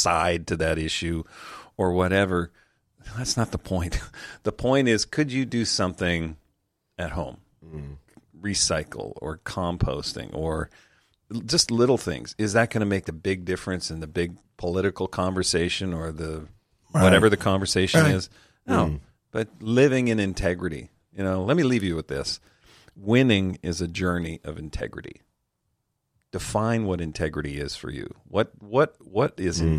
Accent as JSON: {"language": "English", "country": "Canada", "said": "I'm Canadian"}